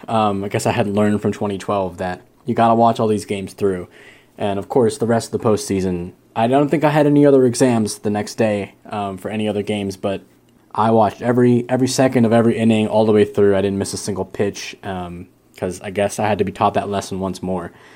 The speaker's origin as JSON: {"language": "English", "town": "Great Falls", "region": "Virginia", "country": "United States", "moved": "as an adult", "lives_now": "Blacksburg, United States", "said": "I'm from Great Falls, Virginia. Uh, I'm currently in Blacksburg, Virginia, as I'm a, a grad student at Virginia Tech."}